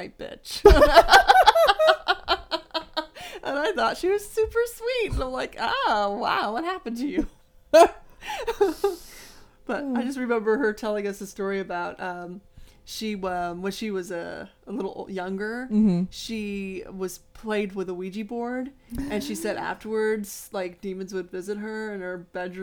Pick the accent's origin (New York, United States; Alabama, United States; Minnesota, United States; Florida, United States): Florida, United States; West Palm Beach; We were from the big city. We're from West Palm Beach in Florida.